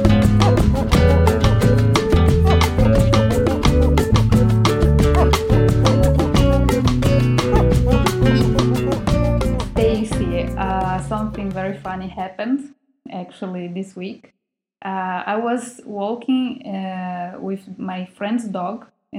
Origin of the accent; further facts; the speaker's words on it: Brazil; moved away as an adult; now in Russia; I am from Brazil